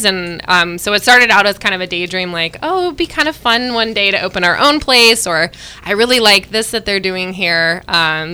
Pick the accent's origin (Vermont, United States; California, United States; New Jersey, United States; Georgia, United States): California, United States; Sonoma County; both Trevor and I grew up in Sonoma County, so we're back in our home territory.